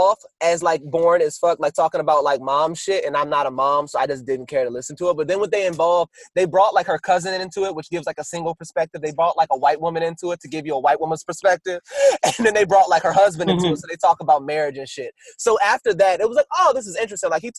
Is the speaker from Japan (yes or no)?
no; the South, United States; I didn't grow up like that. I'm from the South. We speak quietly and we lead with love